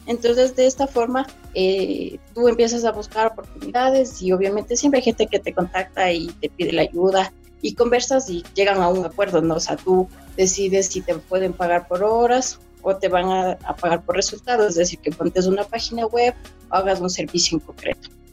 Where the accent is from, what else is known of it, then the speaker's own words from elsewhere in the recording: Ecuador; yo soy de Ecuador